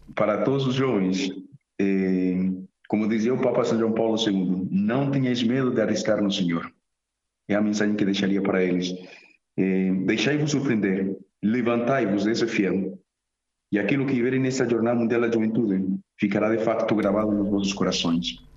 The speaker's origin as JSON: {"language": "Portuguese", "town": "Medellín", "region": "Antioquia", "country": "Colombia", "tie": "born or raised there", "second_language": "Portuguese", "moved": "as an adult", "lives_now": "Évora, Portugal", "said": "nasci em Medellín, Colômbia"}